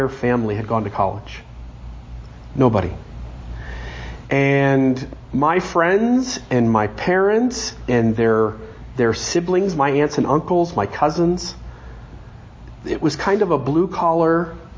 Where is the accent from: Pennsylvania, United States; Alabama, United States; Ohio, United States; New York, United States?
Ohio, United States; Sandusky; I grew up in Ohio, born in Sandusky, Ohio